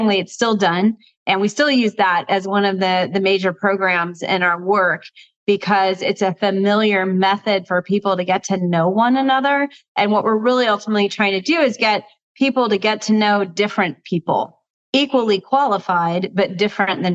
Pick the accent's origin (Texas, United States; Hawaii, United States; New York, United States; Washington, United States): Texas, United States; also born or lived in New Orleans, Louisiana; now in Oakland, United States; I was born in New Orleans, raised mostly in Texas, and I live in Oakland, California.